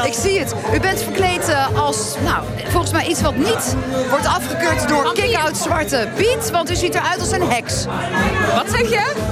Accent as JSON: {"language": "Dutch", "town": "Geldrop", "region": "North Brabant", "country": "Netherlands", "said": "En ik kom uit Gelderop."}